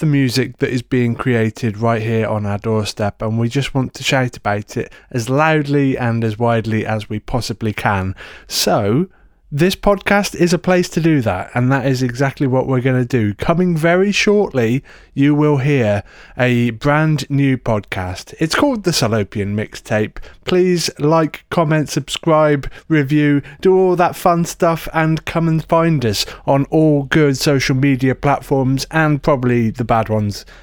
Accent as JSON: {"language": "English", "town": "Shrewsbury", "region": "West Midlands", "country": "United Kingdom", "said": "I'm from Shrewsbury in Shropshire in the U K"}